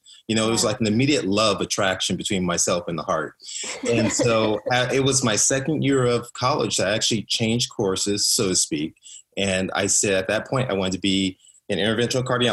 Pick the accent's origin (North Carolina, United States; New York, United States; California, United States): California, United States; Compton; I grew up in Compton, which is in South Central Los Angeles.